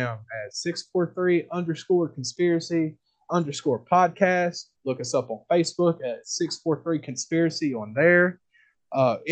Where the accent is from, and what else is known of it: United States